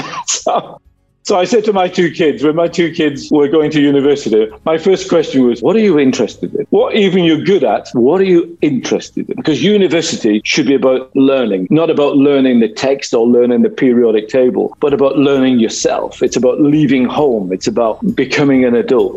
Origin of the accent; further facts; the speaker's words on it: Wigan, North West England, United Kingdom; moved away; My childhood was it's from a place called Wigan, which is in between Manchester in the UK and Liverpool